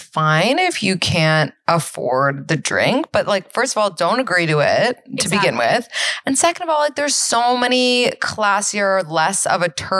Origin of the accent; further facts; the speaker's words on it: New York City, New York, United States; I grew up on the Upper East Side